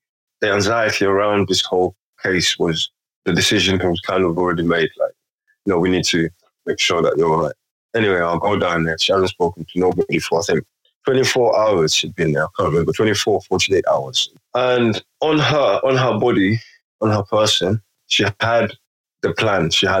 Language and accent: English; London, United Kingdom; Having come from places I grew up in London, so most environments, most settings I've been in, I'm not the only black man, or I've made sure that I'm not the only black man.